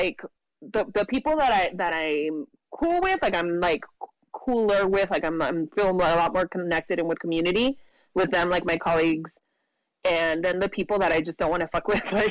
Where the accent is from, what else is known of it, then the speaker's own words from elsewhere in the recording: Imperial County, California, United States; now in San Diego, United States; I'm originally from Imperial County, which is like the desert, rural desert area in California